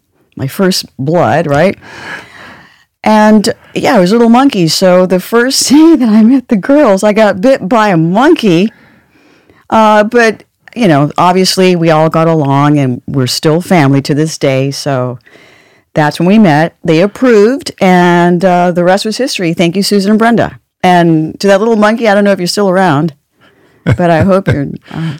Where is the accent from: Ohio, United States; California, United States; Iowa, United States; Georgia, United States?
California, United States; accent: California; my California accent